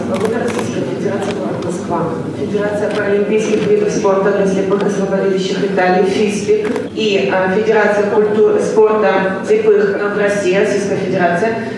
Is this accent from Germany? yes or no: yes; Germany; В Германии, в стране, откуда я родом инвалидов по зрению различных профессий хорошим подспорьем служат новейшие технологические разработки и вспомогательные девайсы.